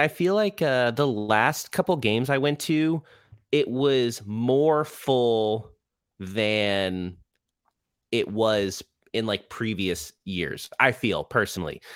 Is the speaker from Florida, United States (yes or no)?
yes; Orlando, Florida, United States; also born or lived in Rhode Island; I was born in Rhode Island, um, but I've lived in Orlando, uh, since I was, like, five. So, yes, I'm, I'm from Orlando